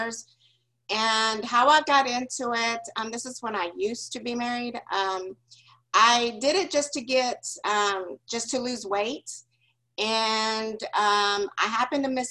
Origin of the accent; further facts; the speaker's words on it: Big Spring, Texas, United States; moved away; also born or lived in Dallas; growing up, I'm originally from West Texas. It's a small little town called Big Spring